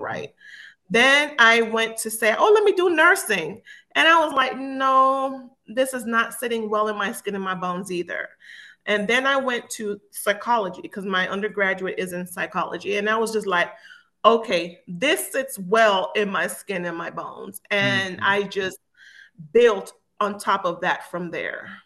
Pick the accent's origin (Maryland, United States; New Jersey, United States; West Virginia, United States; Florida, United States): Florida, United States; Miami; moved away as an adult; also born or lived in Jamaica; now in Georgia, United States; I was born in Jamaica and I moved here as a very young child moved to Miami, Florida